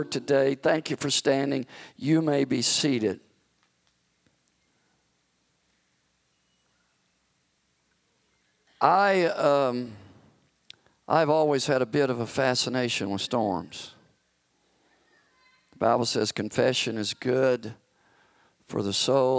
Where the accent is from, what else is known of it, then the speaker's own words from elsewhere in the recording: the South, United States; I grew up in the South where tornadoes are quite frequent during tornado season